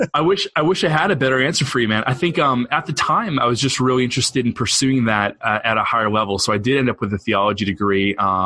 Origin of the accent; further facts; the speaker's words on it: New England, United States; And so I grew up in the Northeast and pretty much have lived here my whole life. I moved around a little bit, but settled now on the North Shore of Boston, and I'm a New Englander through and through.